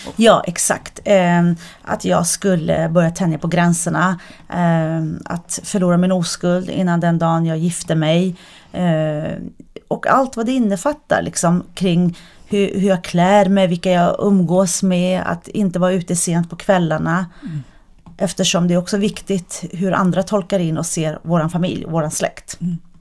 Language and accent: Swedish; Sweden; jag är ju född och uppvuxen i Sverige